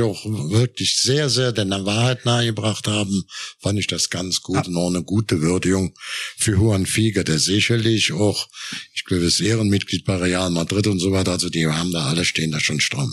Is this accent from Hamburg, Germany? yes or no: no; Cologne area, North Rhine-Westphalia, Germany; ich bin ja im Kölner Raum auch geboren.